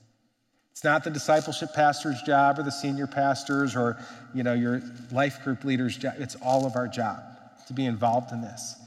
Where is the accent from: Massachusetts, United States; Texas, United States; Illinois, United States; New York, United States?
Illinois, United States; Chicago; now in Twin Cities, United States; I grew up in Chicago.